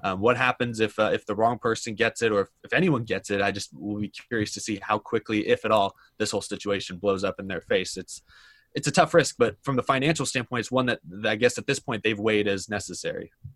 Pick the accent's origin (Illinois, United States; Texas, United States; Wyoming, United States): Texas, United States; Houston; I grew up in Houston, Texas